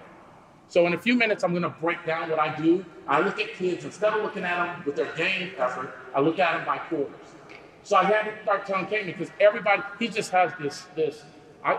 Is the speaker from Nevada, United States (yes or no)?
no; Wilmington, North Carolina, United States; I'm from Wilmington